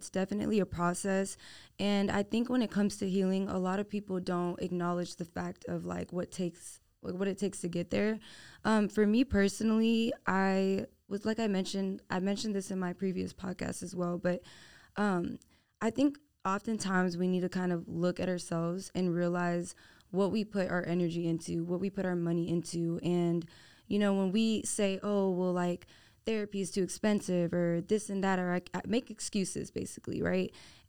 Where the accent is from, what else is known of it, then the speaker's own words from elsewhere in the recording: Houston, Texas, United States; Okay, so I'm born and raised in Houston, Texas, H-Town living